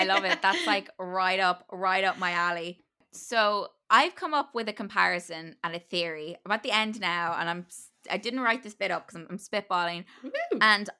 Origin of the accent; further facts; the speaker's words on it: Ireland; I'm an Irish theater person and I don't like Beckett